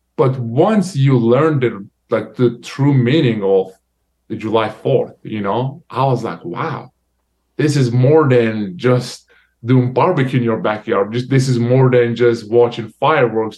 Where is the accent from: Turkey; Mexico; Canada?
Turkey; now in United States; my home country Turkey